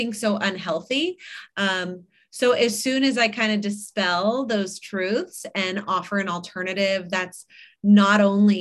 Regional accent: Malibu, California, United States; I grew up in Malibu. I live on the west side now, but not in Malibu

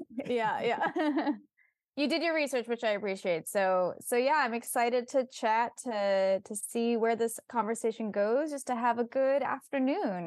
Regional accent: Bay Area, California, United States; also born or lived in Silicon Valley; I was raised in the Bay Area

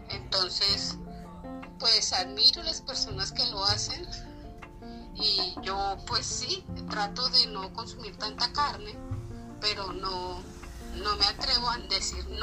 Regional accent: Girardot, Cundinamarca, Colombia; soy del Jardín Social de Girardot.

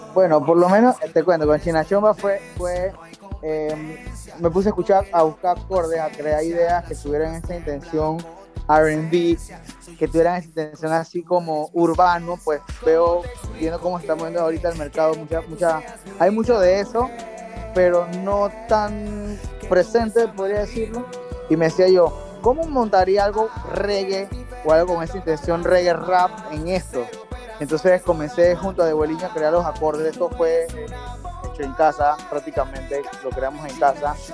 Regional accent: Panama; soy cantautor panameño

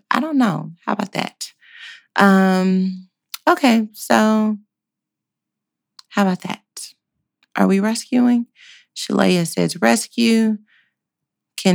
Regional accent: Dallas, Texas, United States; I'm from Dallas.

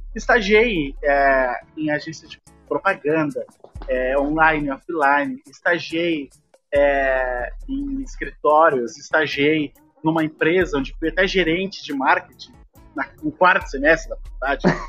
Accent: Porto Alegre, Rio Grande do Sul, Brazil; Eu nasci e cresci numa comunidade muito carente de Porto Alegre

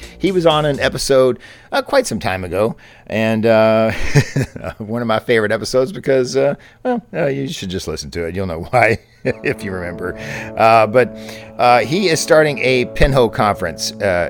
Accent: Louisville, Kentucky, United States; That's my hometown, folks, Louisville, Kentucky.

